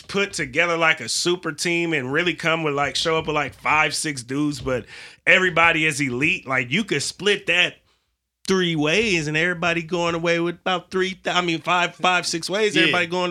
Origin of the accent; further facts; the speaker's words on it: San Francisco Bay Area, California, United States; That's where we frequented growing up, is the 510 and the 707.